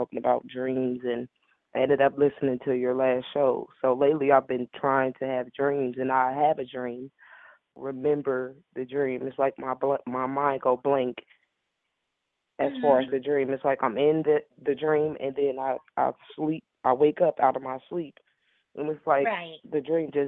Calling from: Decatur, Illinois, United States; I'm calling from Decatur, Illinois

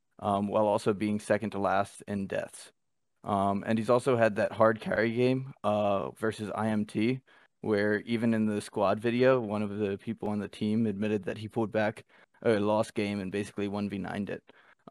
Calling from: Winston-Salem, North Carolina, United States; I'm coming from Winston-Salem, North Carolina.

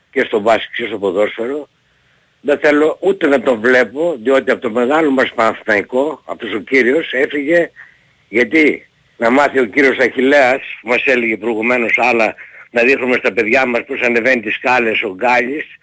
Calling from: Larissa, Thessaly, Greece; είμαι από Λάρι, οπότε φορά μιλάμε κύριε Πετρίδη.

